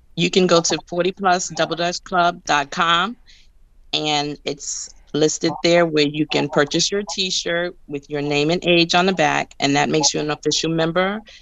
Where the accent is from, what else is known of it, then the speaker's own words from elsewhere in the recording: New York, United States; now in Baltimore, United States; I'm from New York